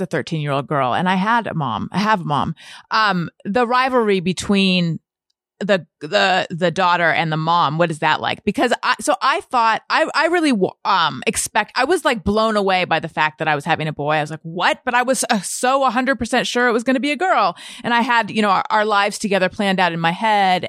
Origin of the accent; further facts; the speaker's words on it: Corona del Mar, California, United States; also born or lived in Costa Mesa; I'm from a little further down south, Corona del Mar, and then I went away to college, and then I came back and lived in Costa Mesa.